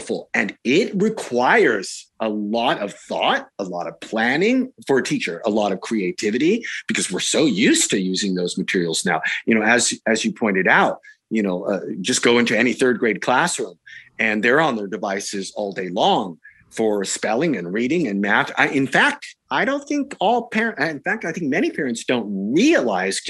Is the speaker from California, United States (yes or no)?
yes; Silicon Valley, California, United States; I'm from Silicon Valley. I was born and raised here.